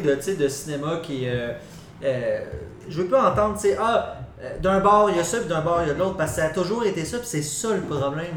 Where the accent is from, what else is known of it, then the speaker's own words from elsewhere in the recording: Quebec, Canada; on est québécois, on a notre culture